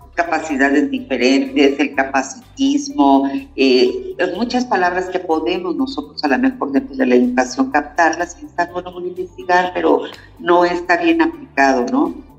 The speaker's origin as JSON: {"language": "Spanish", "town": "Cuautitlán", "region": "State of Mexico", "country": "Mexico", "moved": "yes", "said": "yo soy de aquí de Cuautitlán, me fui 33 años y ahora estoy regresando"}